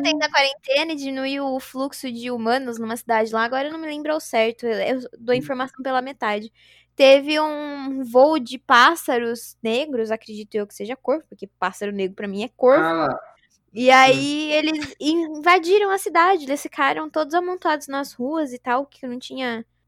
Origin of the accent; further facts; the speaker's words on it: Araraquara, São Paulo, Brazil; moved away as an adult; now in São Carlos, Brazil; sou de Araraquara. Eu nasci aqui, vivi aqui a maior parte do tempo